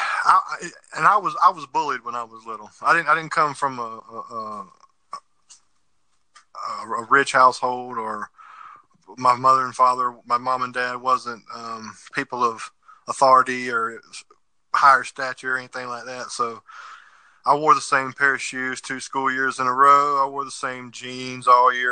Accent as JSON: {"language": "English", "region": "South Carolina", "country": "United States", "tie": "born or raised there", "moved": "as an adult", "said": "My hometown, where I come from in South Carolina"}